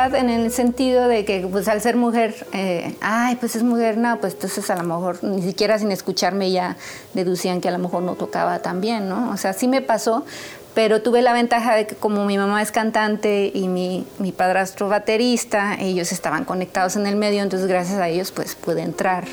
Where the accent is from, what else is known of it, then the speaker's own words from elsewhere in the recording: San Luis Potosí, Mexico; moved away as an adult; also born or lived in New York, United States; yo soy de San Luis Potosí